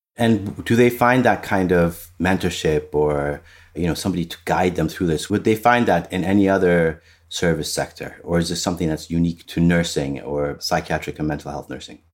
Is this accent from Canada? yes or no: no; Ethiopia; now in United States; I'm from Ethiopia. I'm, I've immigrated here. So, I haven't grown up in this system